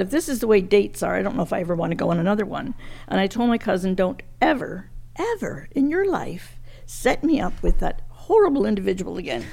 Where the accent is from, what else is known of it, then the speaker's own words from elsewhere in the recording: Montreal, Quebec, Canada; moved away as an adult; also born or lived in England; now in Ontario, Canada; came to Canada in 1949